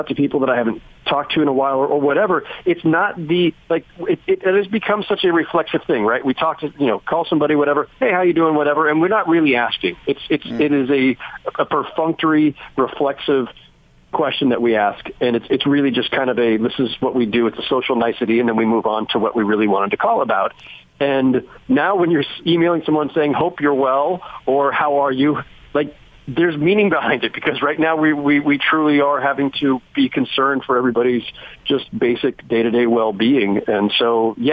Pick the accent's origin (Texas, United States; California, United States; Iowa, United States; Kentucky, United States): California, United States; moved away as an adult; now in New York, United States; I'm from California originally, but I've been here 16 years now.